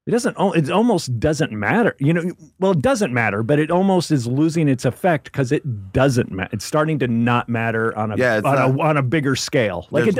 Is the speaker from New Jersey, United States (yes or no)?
no; Memphis, Tennessee, United States; moved away as an adult; now in Los Angeles, United States; I'm originally from Memphis, Tennessee.